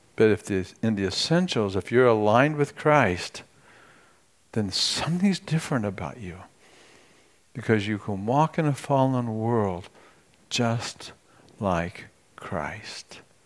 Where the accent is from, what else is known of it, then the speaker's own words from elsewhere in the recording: United States; my American citizenship